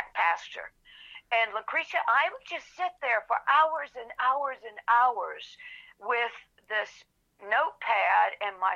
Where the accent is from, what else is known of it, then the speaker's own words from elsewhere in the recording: Anderson, South Carolina, United States; I grew up on a 72-acre beef and grain farm, beef cattle and grain farm in the upstate of South Carolina, a little town called Anderson